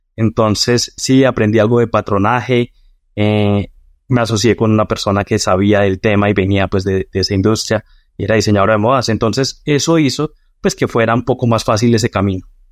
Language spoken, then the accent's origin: Spanish; Boyacá, Colombia; nací en una, pues, en, una provincia de, Colombia que se llama Boyacá